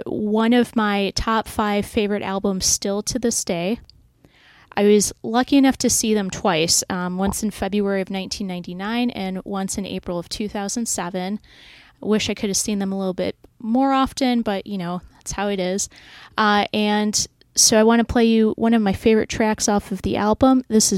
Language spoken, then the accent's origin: English; Detroit, Michigan, United States; I grew up in Detroit